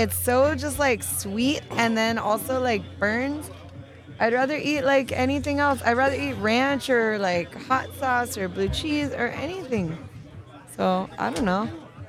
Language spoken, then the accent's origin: English; Texas, United States; moved away; also born or lived in Miami; I grew up in Texas